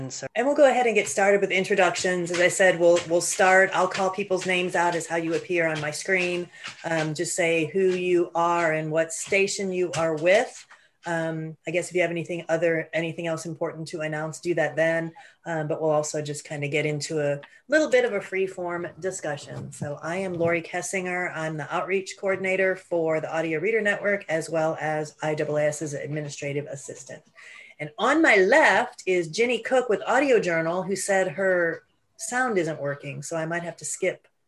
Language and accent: English; Des Moines, Iowa, United States; from Des Moines.